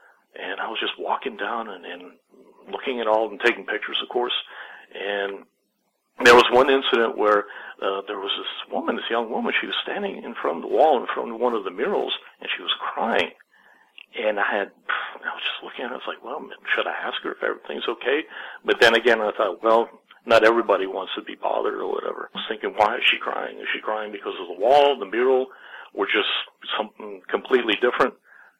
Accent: Berlin, Germany; I am from Berlin

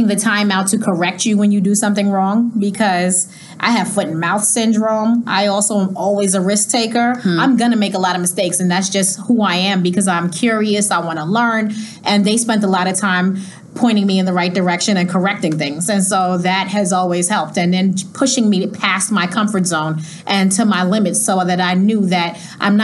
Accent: New York City, New York, United States; also born or lived in Miami, Florida; that block is 112th Road, and I grew up on that street in Jamaica, Queens

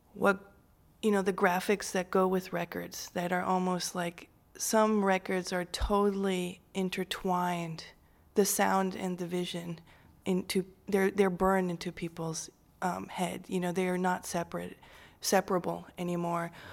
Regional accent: Switzerland; now in Chicago, United States; I grew up in Switzerland, which is a beautiful country

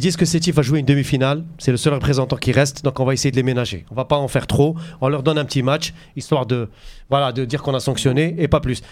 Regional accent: Algeria; chez nous, en Algérie

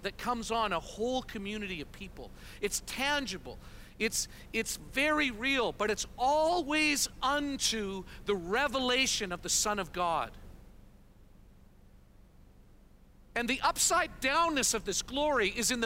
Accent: Canada; moved away as an adult; also born or lived in Kansas City, United States; We're Canadian, but we've spent a total of about 15 years in our life journey planting churches and part of different expressions of the vineyard in the United States

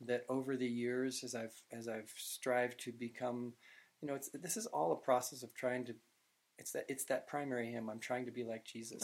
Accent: Utah, United States; I said Utah.

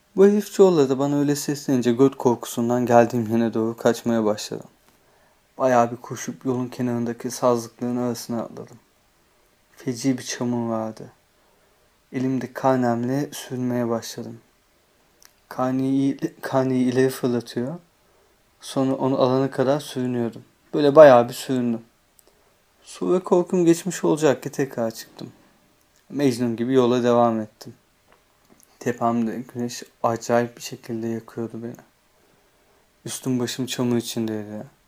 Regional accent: Ayvalık, Balıkesir, Turkey; also born or lived in Istanbul; Ben çok küçükken taşınmışız İstanbul'dan Ayvalık'a. Ayvalık'ın da merkezine değil de Altınova adındaki bir beldesine.

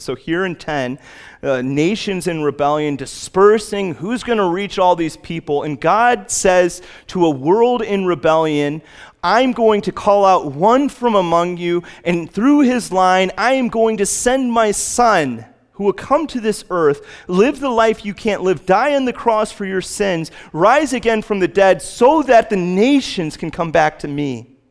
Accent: Chicago, Illinois, United States; Growing up in Chicago

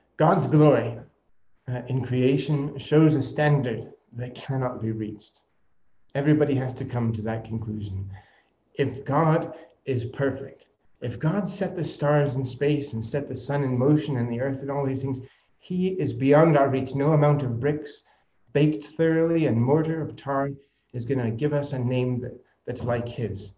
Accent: United States; I am American

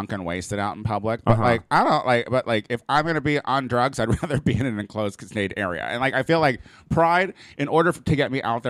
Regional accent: Illinois, United States; moved away; also born or lived in Chicago; I am originally from Illinois, and I lived in Chicago for quite some time.

